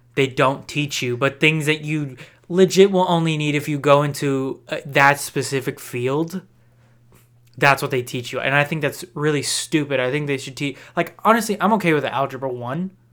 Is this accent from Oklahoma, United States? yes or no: no; Texas, United States; I'm from Texas